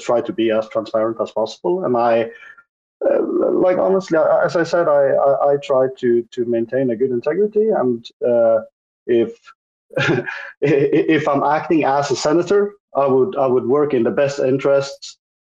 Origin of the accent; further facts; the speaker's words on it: Norway; I'm from Norway.